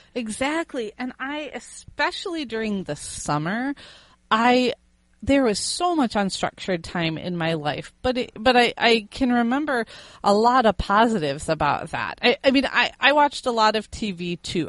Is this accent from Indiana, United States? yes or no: yes; Fort Wayne, Indiana, United States; moved away as an adult; also born or lived in Miami, Florida / South Carolina; I was born in Indiana, and I lived in Indiana all the way up through age 22 with the exception of 2 years in Miami, Florida